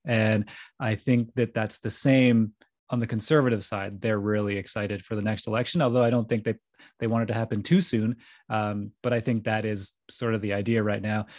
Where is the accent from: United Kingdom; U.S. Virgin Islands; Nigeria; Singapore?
United Kingdom; Stonehaven, Scotland; I come from Stonehaven, which is in the north of Scotland